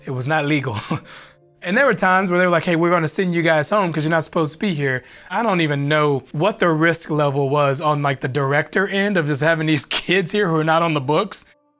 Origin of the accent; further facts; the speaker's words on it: Benton, Arkansas, United States; The Ralph Bunch community, it was bad, but there were elements that were good.